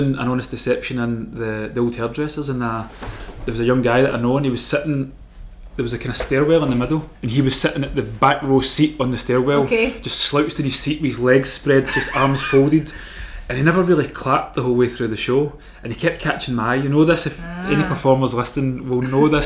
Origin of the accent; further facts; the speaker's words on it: Glasgow, Scotland, United Kingdom; Castlemilk there where I grew up